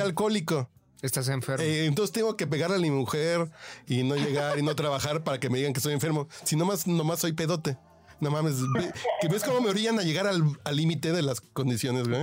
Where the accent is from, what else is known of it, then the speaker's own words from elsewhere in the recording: Mexico; como mexicano